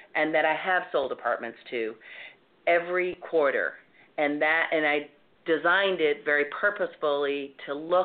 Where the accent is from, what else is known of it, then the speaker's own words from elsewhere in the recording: the South, United States; accent: Southern; moved away as an adult; now in New York, United States; I didn't try to hide my Southern accent